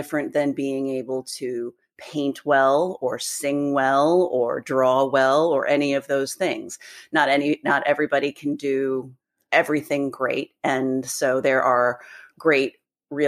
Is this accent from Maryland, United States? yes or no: yes; Gaithersburg, Maryland, United States; also born or lived in Annapolis, Maryland; I grew up in Gaithersburg. And then, when as a grown up, I lived in Annapolis for years and years.